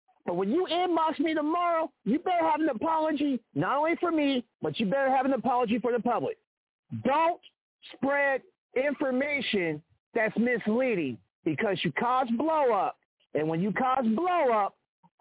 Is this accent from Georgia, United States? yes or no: no; Kansas City, Kansas, United States; I came home to KC because I know my hometown. I know my hometown.